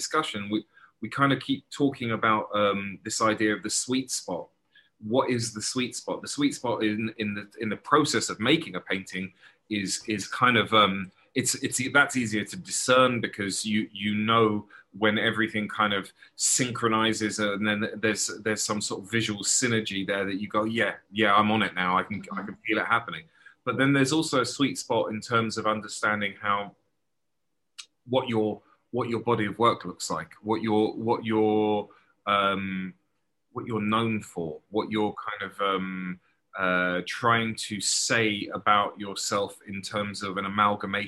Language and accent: English; London, United Kingdom; moved away; I was born in early 70s and grew up in a place called Crouch End in North London